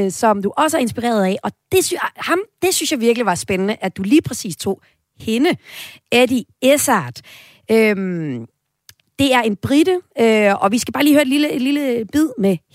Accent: Aalborg, North Denmark Region, Denmark; Jeg kommer selv fra Aalborg.

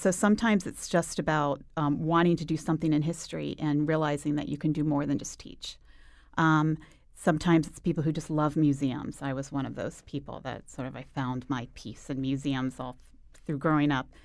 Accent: Virginia, United States; also born or lived in Boston / Arizona; now in Connecticut, United States; I moved here from I grew up in Northern Virginia, Boston, then I got here from Arizona. So big circuitous route.

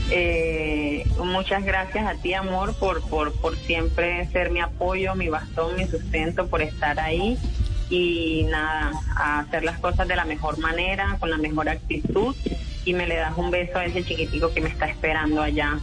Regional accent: Santa Marta, Magdalena, Colombia; born or raised there; moved away as an adult; now in Cúcuta, Colombia

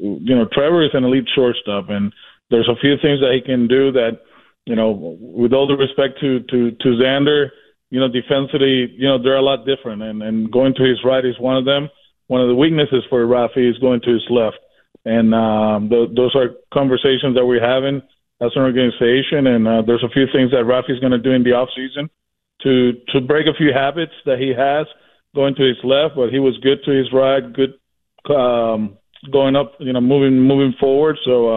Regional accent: Puerto Rico; and I'm from Puerto Rico

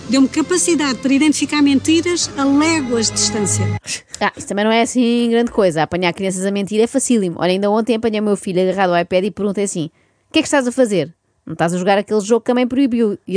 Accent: Lisbon, Portugal; venho de Lisboa e tenho 36 anos.

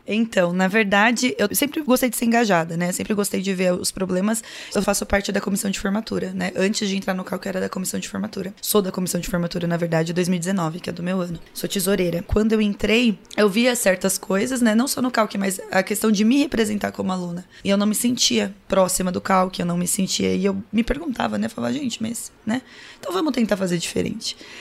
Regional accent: São Paulo, Brazil; moved away as an adult; also born or lived in São José do Rio Preto, São Paulo; now in Piracicaba, Brazil; Eu sou nascida em São José do Rio Preto, interior de São Paulo, mas eu fui criada a maior parte da minha vida em São Paulo

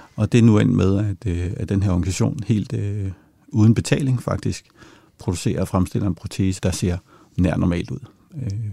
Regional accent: Denmark; vi tager for givet som danskere

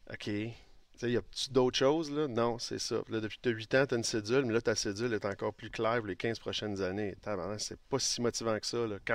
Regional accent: Laval, Quebec, Canada; vient, vient, du Québec, on vient de Laval, on vient des petits villages, là, dans le fond. Là on est quand même à la base des gens qui ont grandi modestement.

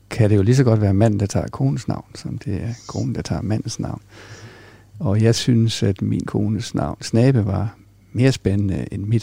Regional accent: Greenland; accent: Jutlandic; jeg tror, det er mere jysk i virkeligheden. Og så tror jeg, at min, min opvækst på Grønland har været med til at forme en, en, jeg sige, en, et, en nysgerrighed og en, en global mindset.

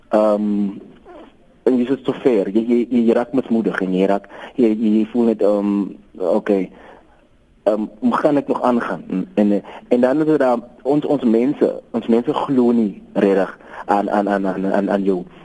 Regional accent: Kakamas, Northern Cape, South Africa; also born or lived in Springbok; ek is oorsprong van Kakamas

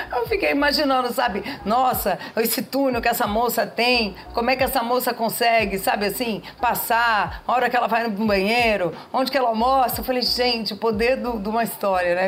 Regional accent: São Paulo, Brazil; nós somos paulistas aqui

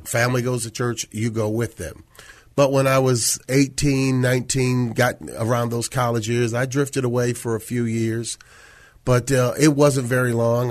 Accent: Syracuse, New York, United States; moved away as an adult; also born or lived in Washington, D.C.; now in San Antonio, United States; born and raised in Syracuse

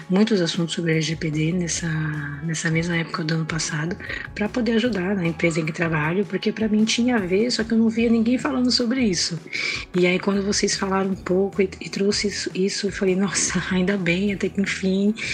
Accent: São Paulo, Brazil; sou de São Paulo, trabalho com qualidade na área de serviço.

